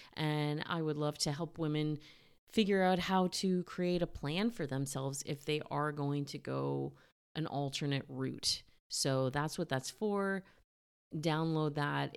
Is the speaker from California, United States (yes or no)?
yes; Cupertino, California, United States; I'm a Northern California born and raised girl